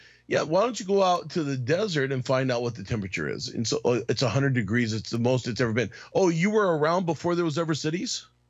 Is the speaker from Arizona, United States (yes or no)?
yes; Arizona, United States; I grew up in Arizona